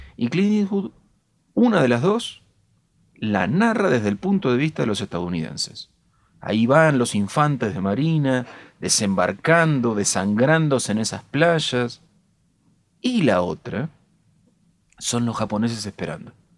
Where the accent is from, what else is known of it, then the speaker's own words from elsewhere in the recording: Castelar, Buenos Aires Province, Argentina; Soy de Castelar